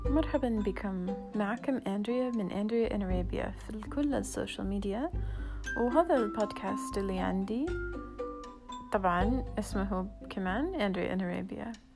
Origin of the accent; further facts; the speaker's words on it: United States; Arabic is a second language; moved away as an adult; now in Saudi Arabia; أنا أمريكية